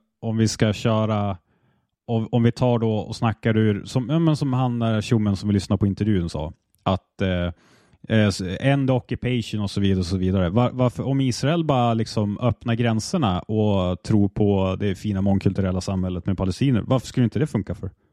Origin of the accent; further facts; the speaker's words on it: Sweden; så resonerar jag som svensk också